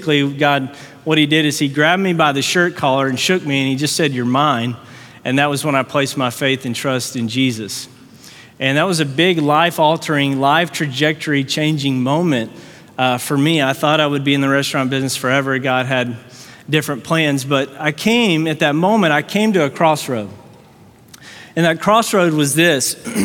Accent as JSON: {"language": "English", "town": "Fort Worth", "region": "Texas", "country": "United States", "said": "we're from Fort Worth, Texas"}